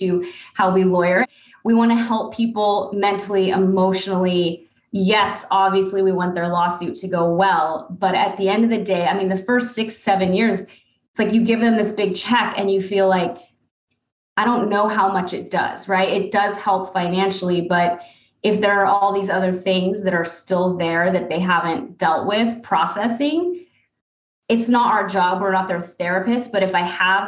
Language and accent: English; United States; as an American